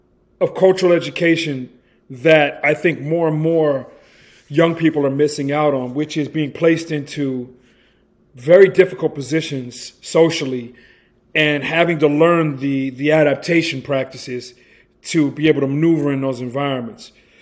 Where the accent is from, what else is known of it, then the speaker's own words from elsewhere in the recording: England, United Kingdom; now in United States; here I come from England being raised around British people and American people on the base in England.